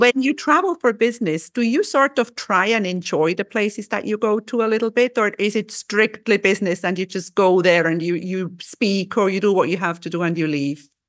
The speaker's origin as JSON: {"language": "English", "country": "Switzerland", "said": "I'm from Switzerland."}